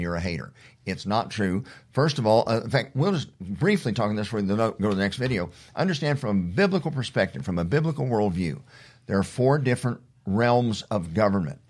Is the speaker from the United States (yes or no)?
yes; Oklahoma, United States; those of us that have grown up in Oklahoma